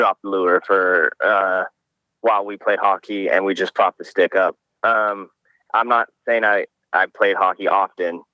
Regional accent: Alaska, United States; I'm from Alaska.

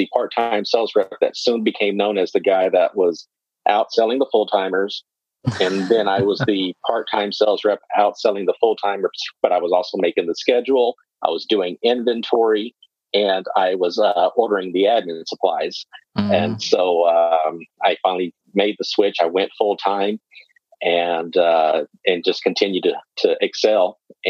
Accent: Waco, Texas, United States; also born or lived in Killeen, Texas; I'm originally from Central Texas. So I was born and raised in Waco. I currently live in Killeen, which is probably about 40 minutes southwest, and we're probably about that same distance from the Austin area.

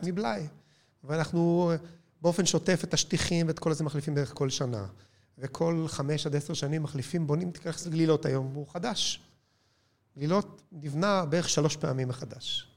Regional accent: Israel; בבסיס אנחנו ישראלים

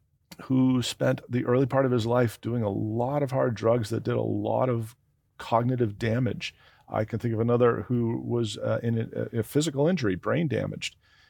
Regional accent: Canada; Especially when we're Canadian.

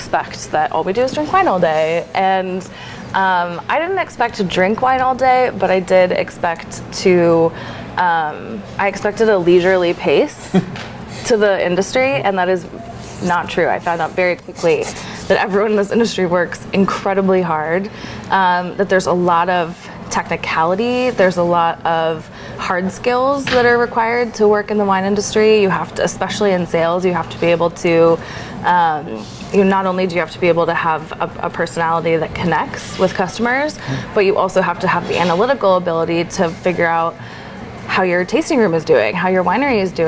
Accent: Lake Oswego, Oregon, United States; I grew up in Oregon, in Lake Oswego, just a little bit south of Portland

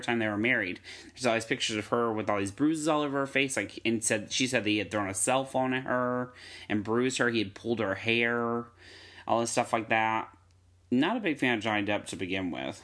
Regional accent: Hillsborough, North Carolina, United States; I'm from Hillsborough, North Carolina

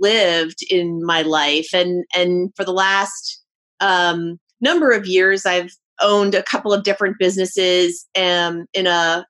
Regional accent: Washington, District of Columbia, United States; moved away as an adult; also born or lived in Philadelphia / Los Angeles / New York City; now in Indianapolis, United States; I was born in Washington, D.C., born and raised there

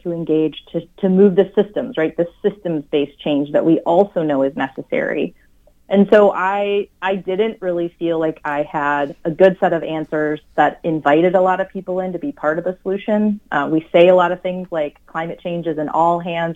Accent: Wisconsin, United States; now in Minnesota, United States; I grew up in Wisconsin. I'm a good Midwesterner

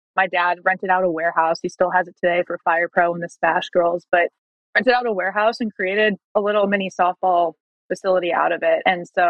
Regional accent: Wisconsin, United States; born or raised there; moved away as an adult

